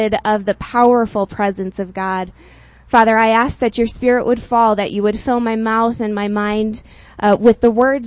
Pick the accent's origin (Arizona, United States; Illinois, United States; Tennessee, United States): Illinois, United States; Chicago; I come from the Chicagoland, which is affectionately known as the Windy City